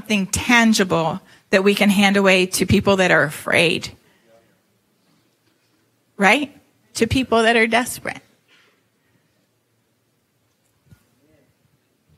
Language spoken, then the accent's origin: English; Toronto, Ontario, Canada; moved away; I was born in Toronto, Canada. And so I'm not from here. That's why I don't have your dulcet five. The Southern Five.